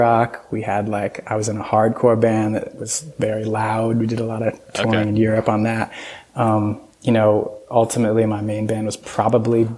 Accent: Hudson Valley, New York, United States; moved away; I grew up in the Hudson Valley back in New York. It's about 90 miles north of New York City

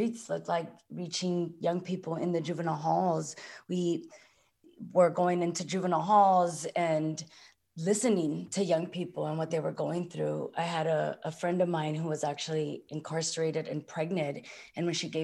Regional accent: San Francisco, California, United States; I grew up in San Francisco's Mission District

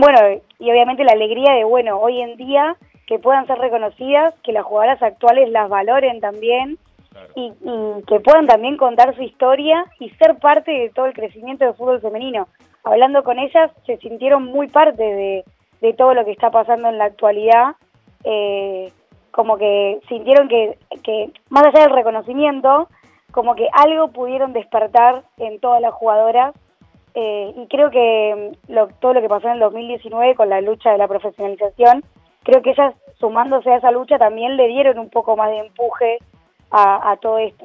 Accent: Argentina; como argentinos y como país futbolero

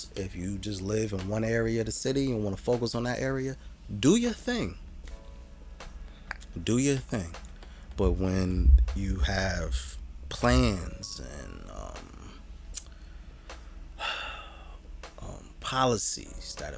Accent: Jersey City, New Jersey, United States; we, good brother, you and I, are old Jersey City

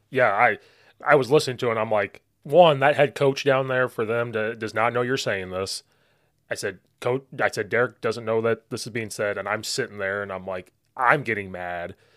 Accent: Central Illinois, United States; moved away; I'm from Central Illinois.

